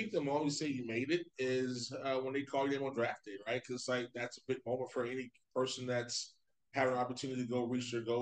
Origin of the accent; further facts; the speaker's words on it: Florida, United States; moved away as an adult; now in Ohio, United States; I'm from Florida